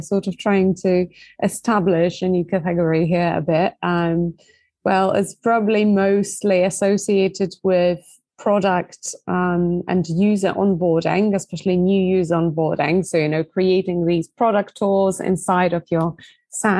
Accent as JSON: {"language": "English", "country": "Poland", "said": "originally from Poland, hence the difficult last name"}